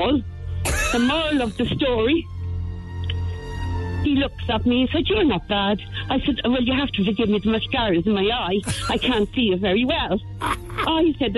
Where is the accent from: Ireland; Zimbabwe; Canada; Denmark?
Ireland; Cork, Munster; I was born in Cork